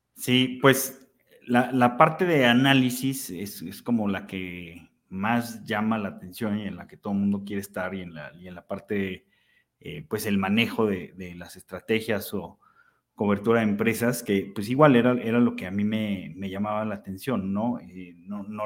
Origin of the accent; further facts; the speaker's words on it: Aguascalientes, Mexico; fue de las primeras tiendas de deportes en Aguascalientes, que es de donde soy.